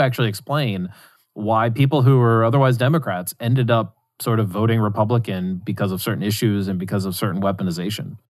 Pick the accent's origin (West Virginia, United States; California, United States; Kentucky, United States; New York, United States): West Virginia, United States; where I grew up in West Virginia